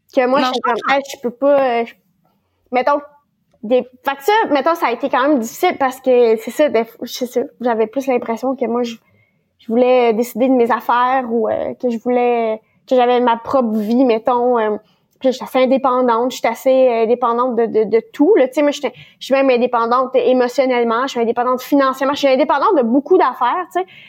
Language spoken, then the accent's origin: French; Ontario, Canada; je suis de l'Ontario